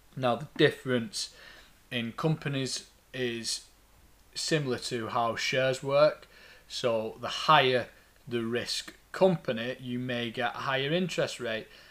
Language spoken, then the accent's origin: English; Lancashire, North West England, United Kingdom; accent: thick Lancastrian; my thick Lancastrian accent